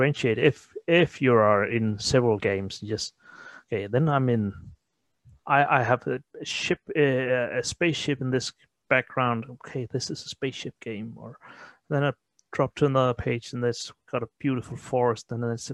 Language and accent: English; Denmark; first language Danish; English is a second language; Denmark is a small country. That's a really small country. So, and we know it. And we don't try to fight it because we are taught English at school fourth grade